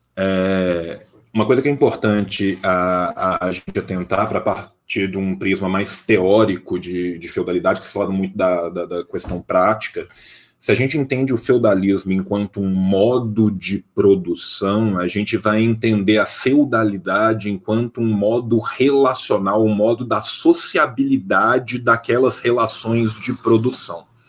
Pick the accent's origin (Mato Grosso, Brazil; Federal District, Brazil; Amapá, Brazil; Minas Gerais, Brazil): Minas Gerais, Brazil; interior of; Eu sou do interior de Minas Gerais